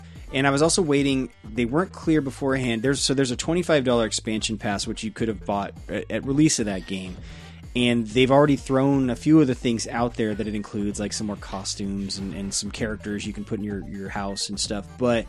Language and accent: English; England, United Kingdom; So yeah, I'm English